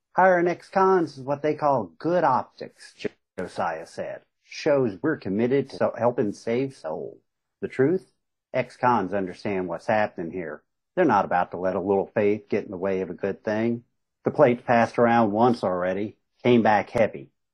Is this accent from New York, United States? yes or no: no; Southern West Virginia, Eastern Kentucky, United States; born or raised there